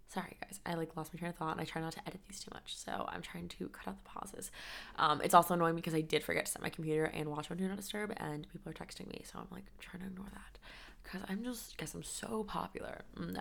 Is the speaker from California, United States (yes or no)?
yes; San Diego, California, United States; moved away as an adult; also born or lived in Connecticut / Colorado; now in Chicago, United States; I am previously from San Diego, California, and I went to school in Colorado.